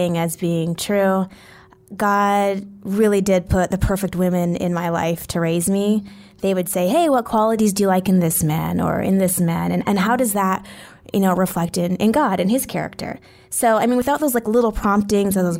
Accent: Edmonton, Alberta, Canada; I grew up in Edmonton, Alberta. For people listening internationally, that's in Canada

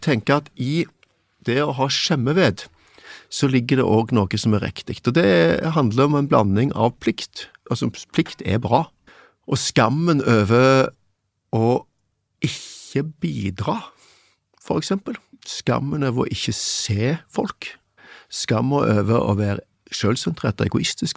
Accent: Stavanger, Vestlandet, Norway; moved away; jeg vokste opp på Vestlandet med en skamkultur rundt meg

